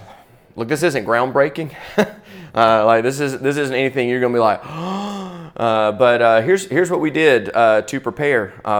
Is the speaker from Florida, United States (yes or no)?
yes; Pensacola, Florida, United States; I'm from Pensacola, Florida.